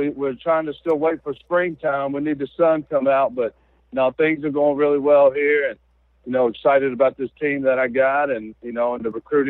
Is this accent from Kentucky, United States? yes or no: yes; Georgetown, Kentucky, United States; I'm from Georgetown, Kentucky, which is about 30 miles away from Richmond. And, you know, at one time I was a high school player in this state.